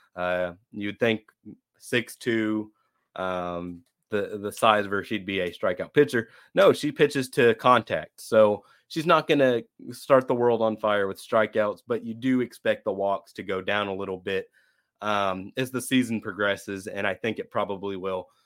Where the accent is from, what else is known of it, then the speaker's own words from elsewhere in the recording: Fort Worth, Texas, United States; I was born in Fort Worth